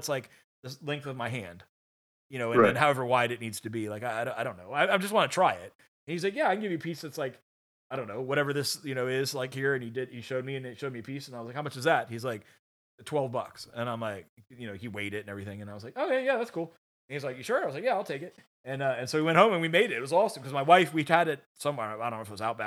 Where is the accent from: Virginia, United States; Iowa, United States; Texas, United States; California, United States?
Virginia, United States; Virginia Beach; I grew up in Virginia Beach